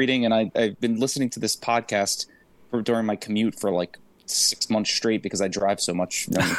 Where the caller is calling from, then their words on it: New Jersey, United States; New Jersey.